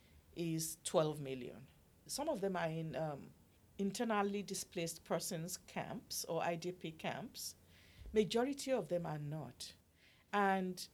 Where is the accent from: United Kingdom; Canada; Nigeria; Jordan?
Nigeria; now in United States; I'm a mother. I'm a Nigerian woman. I have children.